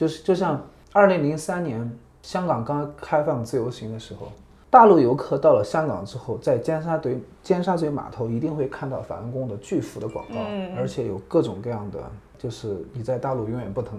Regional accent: China; now in Japan; 我是中国人

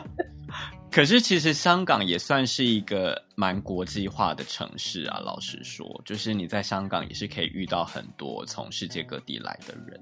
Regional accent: Taiwan; moved away as an adult; now in London, United Kingdom; 我来自台湾

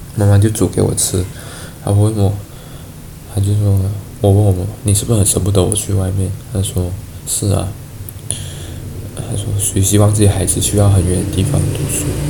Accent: Malaysia; moved away as an adult; also born or lived in Taiwan; 我们马来西亚人的想法

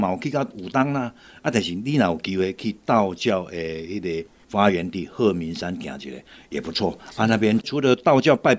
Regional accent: Taiwan; 咱台湾人讲过一句话，叫做“假贵祭拜树头”啦。

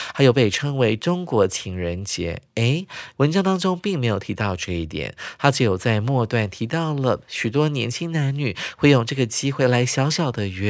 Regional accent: Taiwan; 对我们台湾人还有中国人来讲呢，大概是十天到半个月这么长

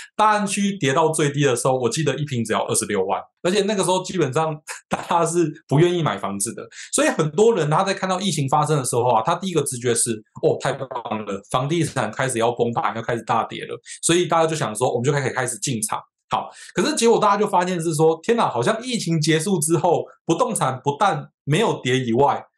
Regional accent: Wanli, New Taipei, Taiwan; also born or lived in Xinzhuang; 我老家在万里，我不知道大家有没有听过，就是在北海岸的一个乡下地方

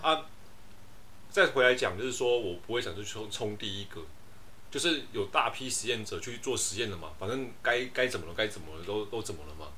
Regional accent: Kaohsiung, Taiwan; 我们是高雄人

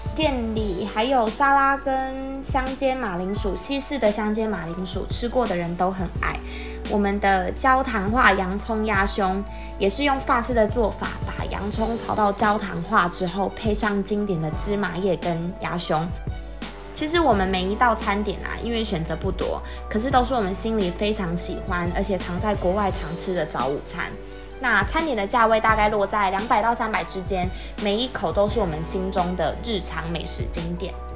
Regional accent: Sun Moon Lake, Nantou County, Taiwan; 我跟姐姐都是在瑞潭长大的孩子，那小时候觉得瑞潭好大，整个村庄呢都是我们的全世界，湖畔还有山林啊，都是我们小时候玩的地方

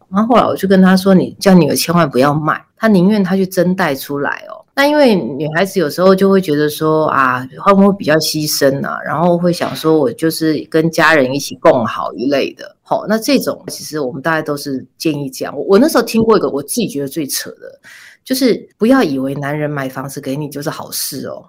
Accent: Taipei, Taiwan; 我是台北人，所以我，我不用住，我就住在家里

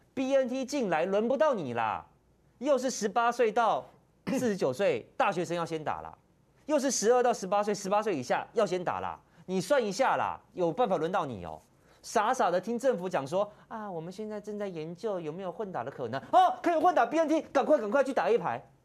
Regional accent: Taiwan; 我们台湾人

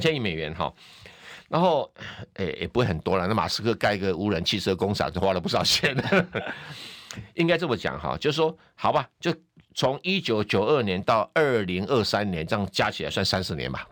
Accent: Taiwan; 我们台湾人

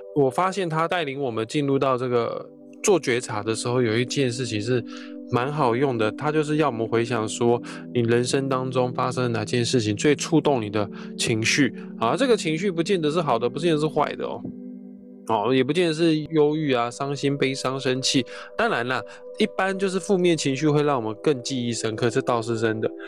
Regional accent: Taiwan; 当然我是台湾人

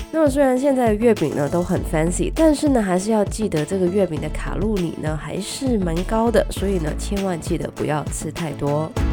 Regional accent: Guangdong, China; 虽然我是广东人，但是呢我一直不是很喜欢吃广式的月饼

